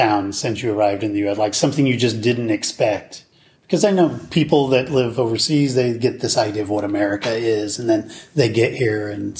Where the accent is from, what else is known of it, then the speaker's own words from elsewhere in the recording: Oregon, United States; also born or lived in Belgium; now in Seattle, United States; It's like an eighth of the size of the state I grew up in Oregon.